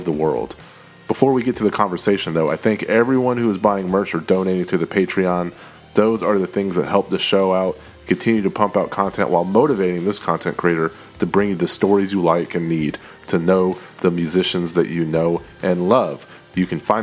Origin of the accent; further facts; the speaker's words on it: Austin, Texas, United States; I grew up in the Austin area.